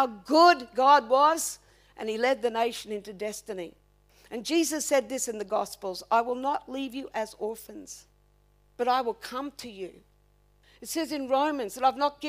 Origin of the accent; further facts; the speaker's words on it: Redcliffe, Queensland, Australia; I come from Redcliffe